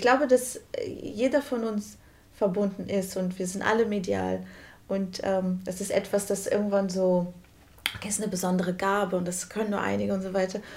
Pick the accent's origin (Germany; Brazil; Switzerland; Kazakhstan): Brazil; Ich, als Brasilianerin